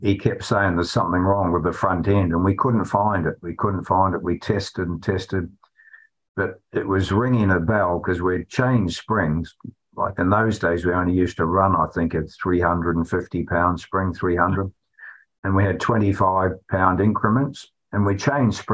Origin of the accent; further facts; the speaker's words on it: New Zealand; now in United Kingdom; Me being a Kiwi